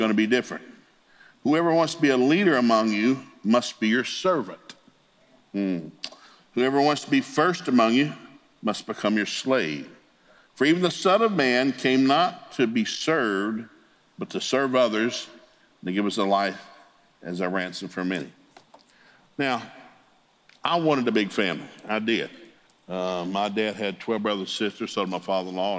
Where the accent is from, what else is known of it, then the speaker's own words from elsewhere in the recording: the South, United States; I grew up in the South.